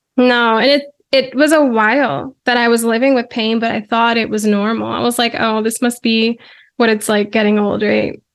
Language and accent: English; Virginia, United States; born and raised in Virginia